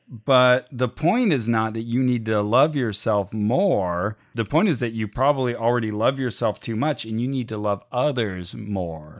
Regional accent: Santa Cruz, California, United States; I was raised in Santa Cruz

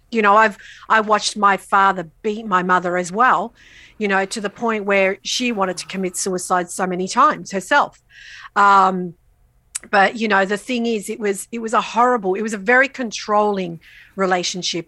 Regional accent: Australia; I'm what we consider first generation Australian. S, so both my parents migrated from Italy, from the south of Italy when they were both very young. They didn't know each other. They met here in Australia.

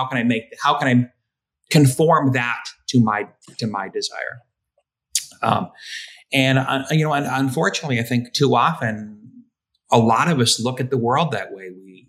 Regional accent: the East, United States; oh, I grew up in the East and I like brook trout

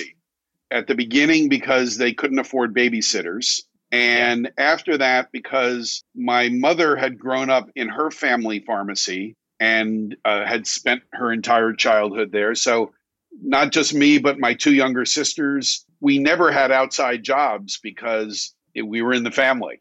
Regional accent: United States; also born or lived in New York City; I grew up 30 miles outside of New York City in a suburb

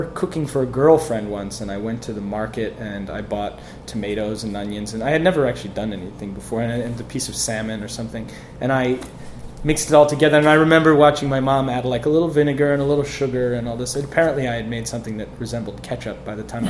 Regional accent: Wilmette, Illinois, United States; moved away as an adult; also born or lived in Avignon, France / Guatemala; now in Paris, France; I grew up in Chicago, outside of Chicago, the northern

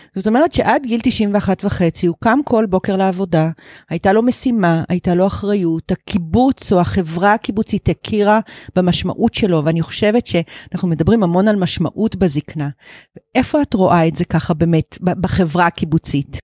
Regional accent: Givat Brenner, Central District, Israel; also born or lived in Kibbutz Netzer Sereni; אני בת קיבוץ נצר סירני, אחר כך גדלתי בקיבוץ גבעת ברנר

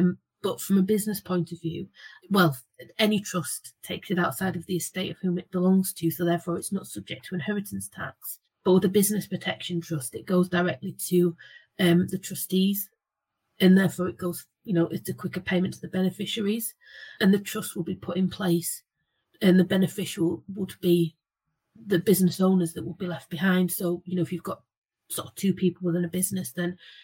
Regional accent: Geordie, North East England, United Kingdom; accent: Geordie; now in Yorkshire, United Kingdom; being a Geordie living in Yorkshire

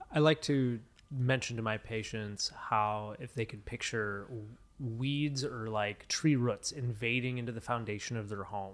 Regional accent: Midwest, United States; I grew up in the Midwest

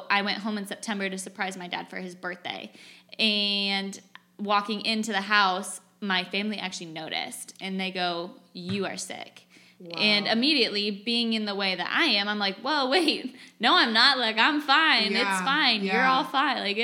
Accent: California, United States; moved away as an adult; also born or lived in Boise, Idaho / Indiana; I grew up in California

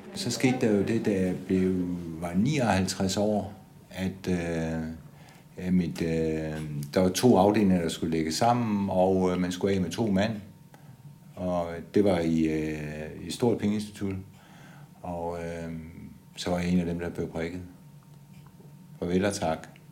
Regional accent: Odense, Southern Denmark, Denmark; Jeg er født i 1955 i Odense.

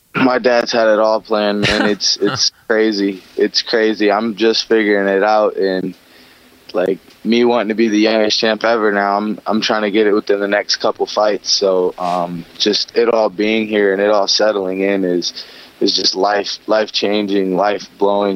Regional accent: Long Beach, California, United States; I grew up in Long Beach

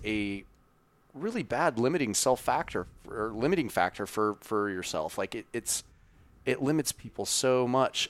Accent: Wyoming, United States; grew up in Wyoming

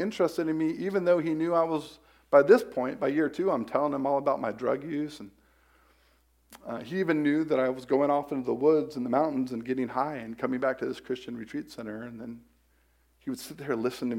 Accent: Polk County, Central Florida, United States; I'm from Central Florida, from Polk County, Florida

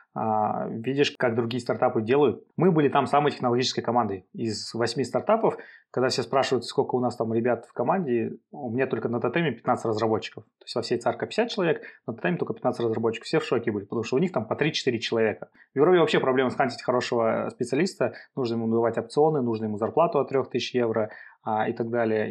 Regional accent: Kazakhstan; тяжело с Казахстана э, продавать развивать cybersecurity

